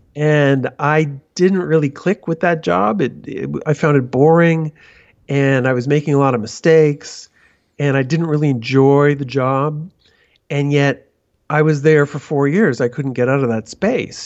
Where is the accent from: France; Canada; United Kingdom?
Canada; moved away as an adult; also born or lived in Toronto / Vancouver; now in São Paulo, Brazil; I'm Canadian